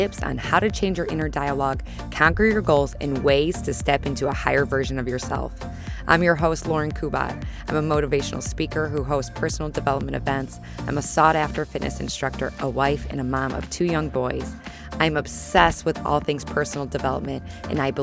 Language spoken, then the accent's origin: English; Chicago, Illinois, United States; moved away; I'm a Midwesterner at heart, grew up in the Chicagoland area, northwest suburbs of Chicago